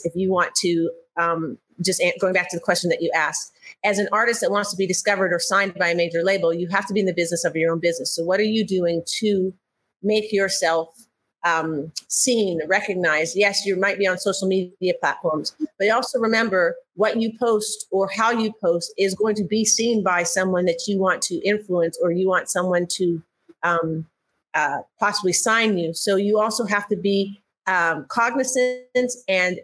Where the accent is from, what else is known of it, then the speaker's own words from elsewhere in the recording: Canada; moved away as an adult; now in United States; I'm from Canada originally.